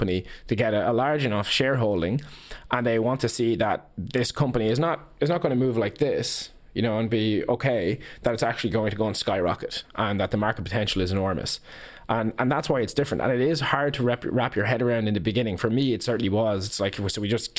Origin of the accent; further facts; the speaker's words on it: Ireland; as Irish business people